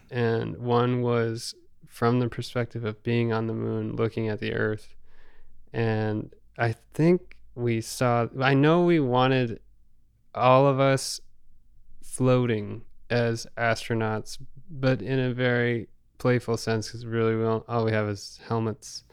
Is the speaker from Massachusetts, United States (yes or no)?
yes; Rockport, Massachusetts, United States; we grew up in Rockport